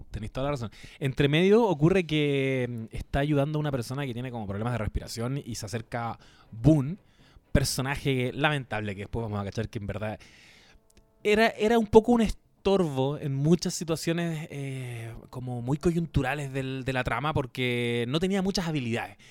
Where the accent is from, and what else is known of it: Chile